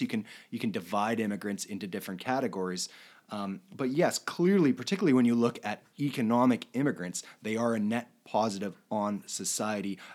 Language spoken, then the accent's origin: English; Canada; We're, we're Canadian, we're doing this show from Canada